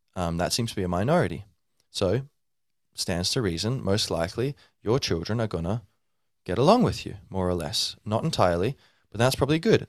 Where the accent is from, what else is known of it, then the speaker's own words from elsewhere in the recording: Ireland; I'm like Irish